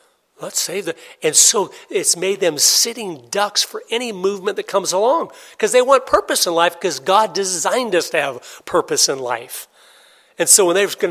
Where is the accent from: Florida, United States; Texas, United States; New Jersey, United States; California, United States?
Florida, United States; Tampa; I was born and raised in Tampa, Florida.